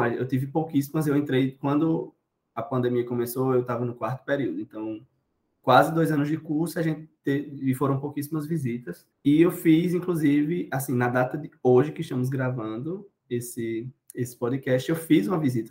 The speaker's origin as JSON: {"language": "Portuguese", "town": "Cuité", "region": "Paraíba", "country": "Brazil", "also_born_or_lived": "Campina Grande", "said": "Cuité. Uma cidade no interior da Paraíba"}